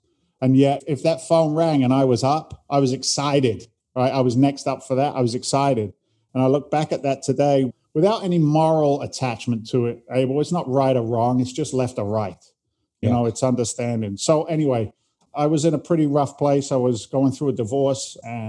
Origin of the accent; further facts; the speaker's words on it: England, United Kingdom; accent: Boston and London, a little bit of New York; now in United States; because I'm an immigrant to the United States. I came from England originally back in 86.